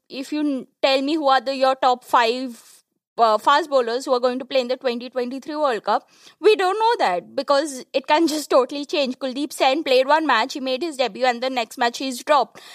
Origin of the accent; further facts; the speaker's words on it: India; an Indian cricket fan